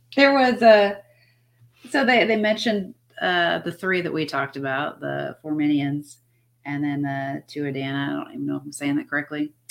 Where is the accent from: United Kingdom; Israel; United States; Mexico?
United States; I am Irish, but I'm from America